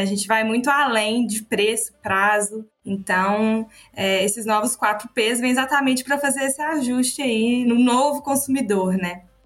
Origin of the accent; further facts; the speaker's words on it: Minas Gerais, Brazil; accent: mineiro; representando, né, Minas, com esse sotaque assim bem característico, representando Minas aqui com vocês